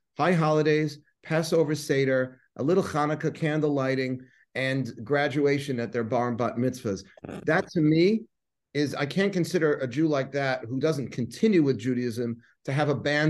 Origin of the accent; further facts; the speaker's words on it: New York City, New York, United States; So I'm from Forest Hills, Queens, born and bred.